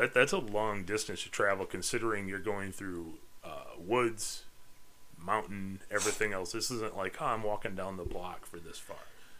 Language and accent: English; Midwest, United States; But I'm from the Midwest